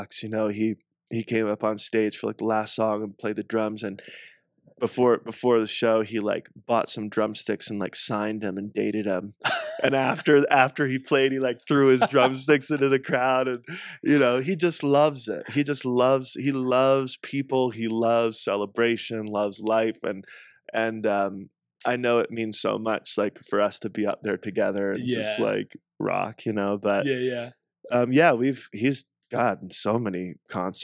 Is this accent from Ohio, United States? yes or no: no; South Carolina, United States; moved away; also born or lived in Southern California / Northeast US / Hawaii; where I grew up in South Carolina